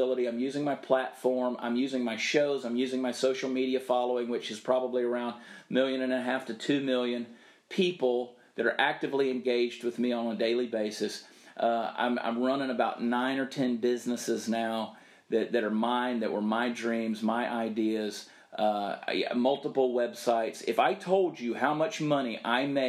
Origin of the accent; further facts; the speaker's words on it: Southern, United States; accent: Southern; I'm unapologetically Southern.